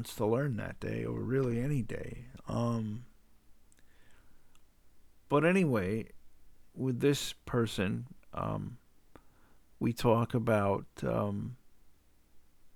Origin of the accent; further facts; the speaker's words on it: the South, United States; I'm from the South